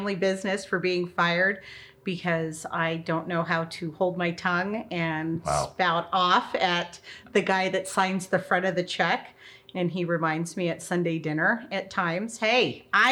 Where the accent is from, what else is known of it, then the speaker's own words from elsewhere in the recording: Castle Rock, Colorado, United States; moved away as an adult; now in Roswell, United States; I grew up in Colorado, the Front Range of Colorado, in what used to be a small town called Castle Rock